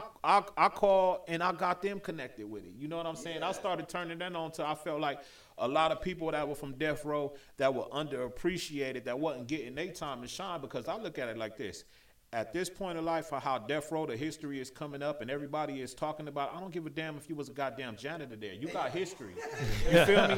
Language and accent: English; Compton, California, United States; also born or lived in Torrance, California / Los Angeles; I wasn't born in Compton. I was born in Torrance, California, but I was raised in Compton.